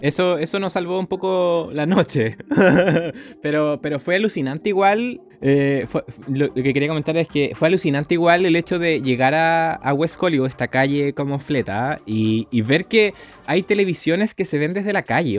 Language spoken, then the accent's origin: Spanish; Chile; somos de Chile, tenemos un podcast.